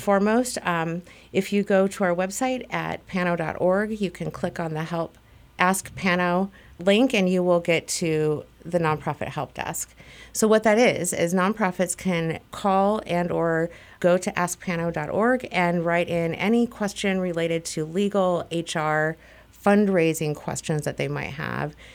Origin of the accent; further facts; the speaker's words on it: Minnesota, United States; moved away as an adult; also born or lived in Ohio; I was maybe twenty when I left Minnesota